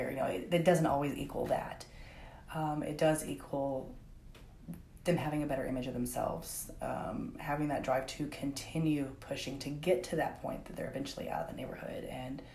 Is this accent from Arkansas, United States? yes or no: yes; Conway, Arkansas, United States; also born or lived in Greenbrier, Arkansas; I was born and raised here in Conway. I did move to Greenbrier